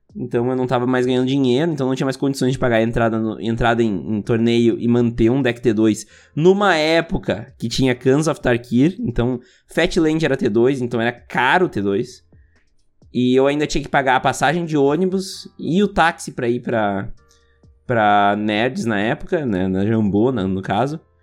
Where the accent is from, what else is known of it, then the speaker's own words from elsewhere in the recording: Montenegro, Rio Grande do Sul, Brazil; E a gente cresceu ouvindo aqui em Montenegro